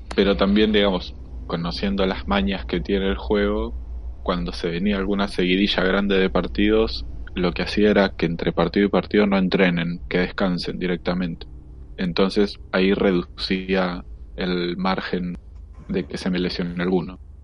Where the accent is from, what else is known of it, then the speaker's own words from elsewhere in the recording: Punta Alta, Buenos Aires Province, Argentina; yo soy de Punta Alta